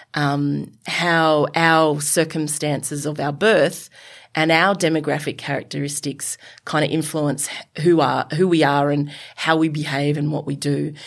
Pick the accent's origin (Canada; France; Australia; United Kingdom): Australia; Sydney, New South Wales; I'm a yobbo from Western, the Western suburbs of Sydney who went to Mount Druitt Tafe